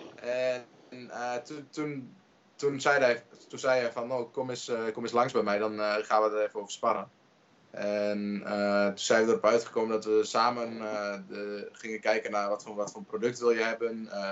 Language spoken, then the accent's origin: Dutch; Twente, Overijssel, Netherlands; ik kom uit Twente